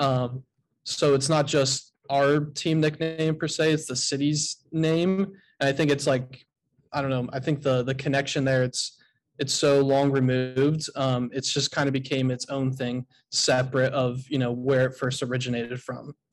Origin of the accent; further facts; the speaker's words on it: Ohio, United States; now in Durham, United States; I'm not originally from North Carolina, from Ohio